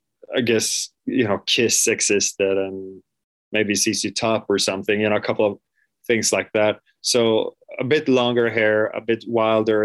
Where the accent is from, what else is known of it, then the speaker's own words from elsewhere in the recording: Mölndal, Västra Götaland, Sweden; English is a second language; I was born in a place called Lindome, which is a part of Mölndal, which is right outside of Gothenburg, so on the west coast, southwest